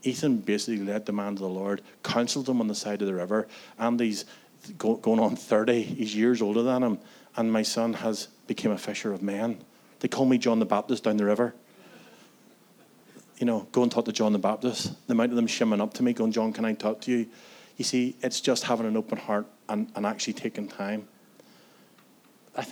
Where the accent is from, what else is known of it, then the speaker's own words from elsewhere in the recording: Antrim, Northern Ireland, United Kingdom; I was one of those young people in my hometown in Antrim